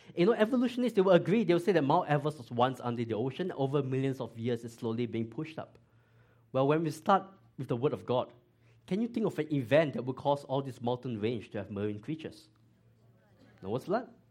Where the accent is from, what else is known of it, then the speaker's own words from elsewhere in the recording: Singapore; moved away as an adult; now in Georgia, United States; I grew up in Singapore